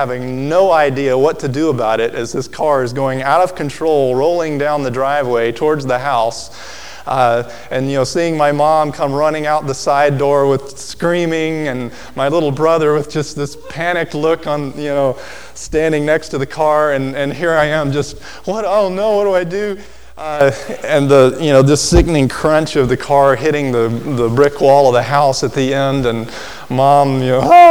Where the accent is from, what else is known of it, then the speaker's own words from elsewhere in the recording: Alabama, United States; as a child growing up in Alabama